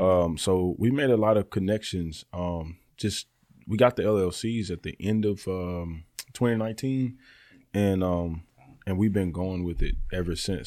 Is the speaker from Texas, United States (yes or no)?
no; Birmingham, Alabama, United States; also born or lived in Youngstown, Ohio; I'm from Birmingham, Alabama. I was originally born in Youngstown, Ohio